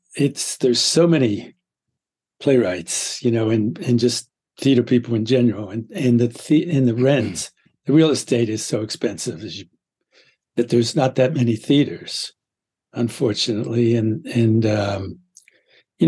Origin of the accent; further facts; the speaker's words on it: Pittsburgh, Pennsylvania, United States; moved away as an adult; now in Brooklyn, United States; I'm from Pittsburgh originally